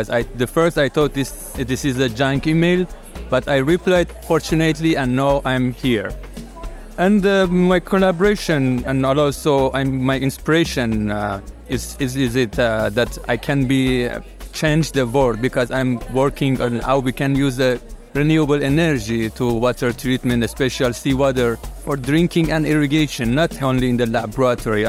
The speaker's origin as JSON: {"language": "English", "country": "Iran", "said": "I'm from Iran"}